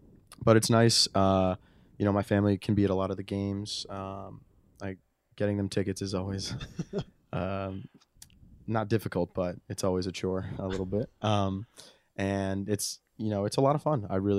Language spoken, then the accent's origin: English; New York City, New York, United States; growing up in New York and around Columbia